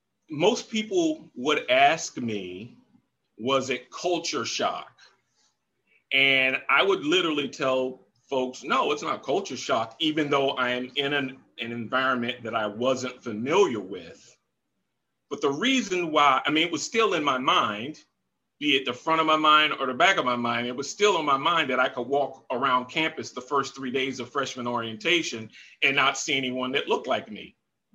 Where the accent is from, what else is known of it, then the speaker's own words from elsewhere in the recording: Southern United States, United States; Because as a kid growing up in the South, Neil, you know this.